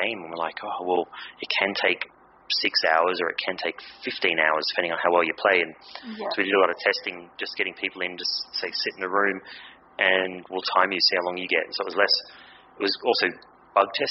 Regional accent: Australia; being Aussie

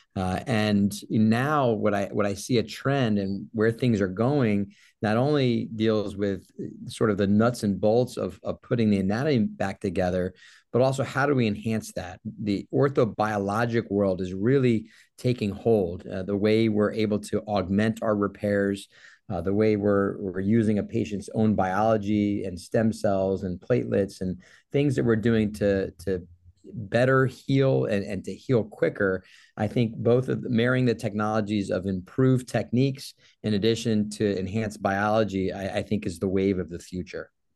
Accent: Jacksonville, Florida, United States; also born or lived in New Orleans / New York / Los Angeles; I'm actually from Jacksonville, Florida. I was born and raised here

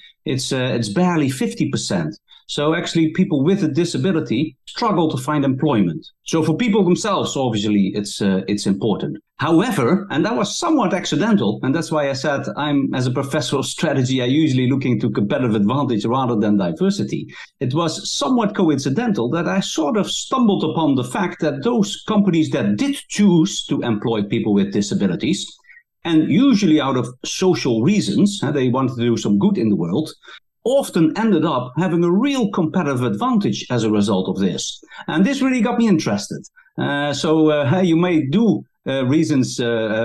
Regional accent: Netherlands; now in London, United Kingdom; I'm originally from the Netherlands, but I moved to London

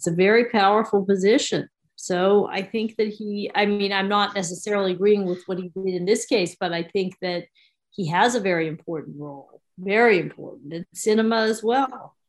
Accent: New York, United States; now in Pennsylvania, United States; I happen to be in PA now. I'm also a New Yorker

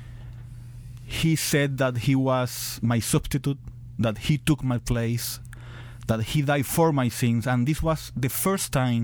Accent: Venezuela; moved away as an adult; I was born and raised in Venezuela. I live in Venezuela all my life

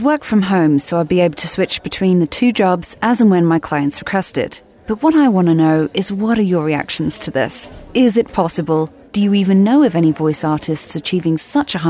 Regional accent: United Kingdom; now in United States; as a British voice artist in America

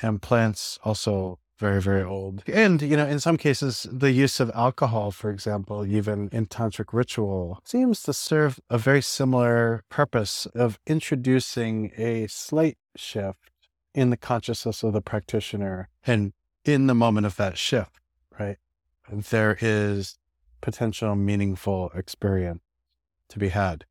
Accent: New York City, New York, United States; I live in New York City, I grew up in New York City

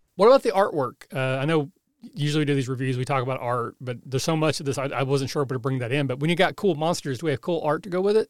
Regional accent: Southeast Kentucky, United States; I'm from Southeast Kentucky

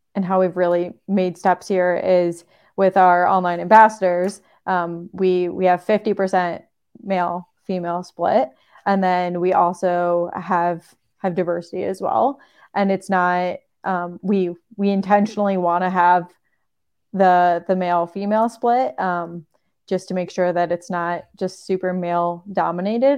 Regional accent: Michigan, United States; moved away; I grew up skiing in Michigan on a little two hundred foot, might be three hundred foot hill

